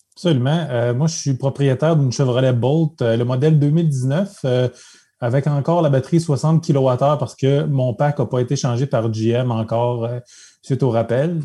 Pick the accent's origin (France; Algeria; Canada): Canada; Abitibi, Quebec; moved away as an adult; now in Quebec City, Canada; je suis natif d'Abitibi, donc j'habite la région de Québec depuis presque une vingtaine d'années